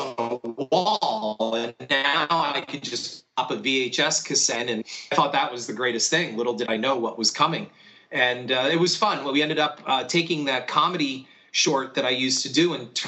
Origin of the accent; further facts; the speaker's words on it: Stroudsburg, Pennsylvania, United States; also born or lived in Easton, Pennsylvania; I was raised in Stroudsburg, Pennsylvania, which is right at the gateway of the Poconos